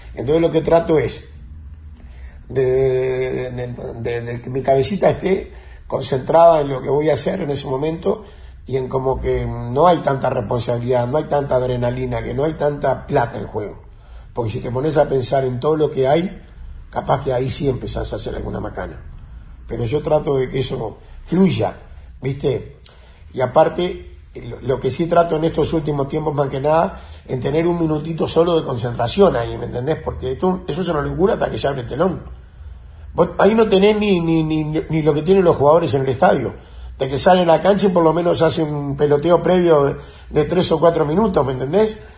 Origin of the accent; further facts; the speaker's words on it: Montevideo, Uruguay; yo me crié en Maroña, en Corral y Centenario